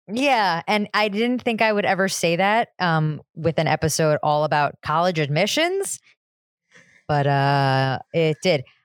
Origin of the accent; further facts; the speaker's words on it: New Jersey, United States; I am from New Jersey